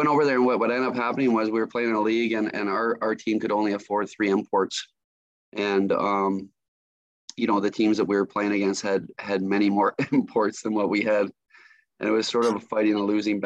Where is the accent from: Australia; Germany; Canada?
Canada; Stratford, Ontario; moved away as an adult; also born or lived in Michigan; Growing up in Stratford